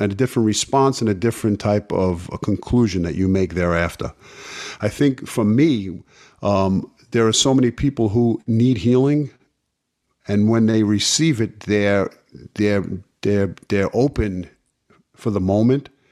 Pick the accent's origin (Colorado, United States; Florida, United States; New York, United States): New York, United States; New York City; growing up in Brooklyn, uh, playing sports in the street